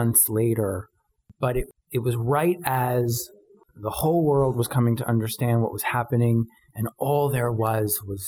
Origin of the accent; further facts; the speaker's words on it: New York City, New York, United States; I grew up in New York City, and I came of age at the height of AIDS